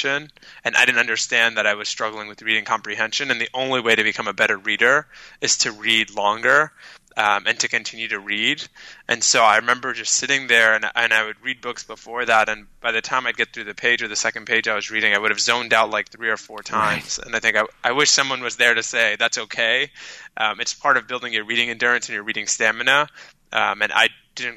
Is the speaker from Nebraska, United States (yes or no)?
no; New York City, New York, United States; first language Arabic; English is a second language; I was raised by a single mother on government aid, went through some of New York City's most struggling public schools